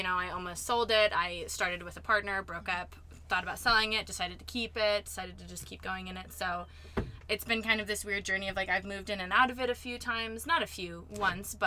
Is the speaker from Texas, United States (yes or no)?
no; Beaverton, Oregon, United States; moved away as an adult; I'm from Beaverton, Oregon. It's a suburb outside of Portland